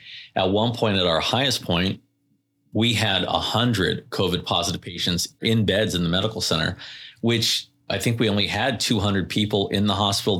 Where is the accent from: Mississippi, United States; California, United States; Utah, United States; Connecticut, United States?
California, United States; Carlsbad; also born or lived in Oceanside; I live in Vista. I grew up in Carlsbad, Oceanside, and now I live in Vista.